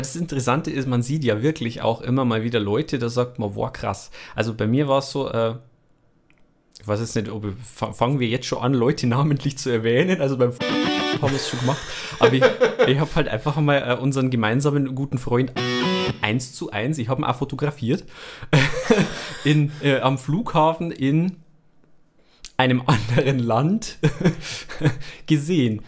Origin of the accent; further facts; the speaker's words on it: Bavaria, Germany; bei uns in Bayern